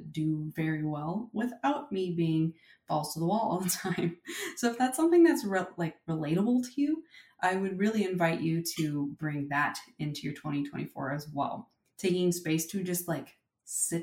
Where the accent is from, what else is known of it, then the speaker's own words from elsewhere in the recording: Silicon Valley, California, United States; I was born and raised in Silicon Valley